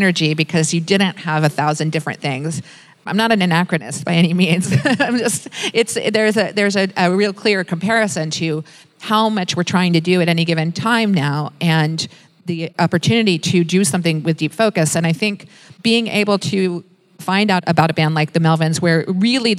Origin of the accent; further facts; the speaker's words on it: Washington, District of Columbia, United States; moved away; I come from Washington, D.C. It's the nation's capital